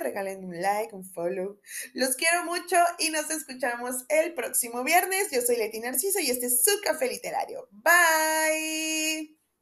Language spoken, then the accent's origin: Spanish; Mexico; uno como mexicano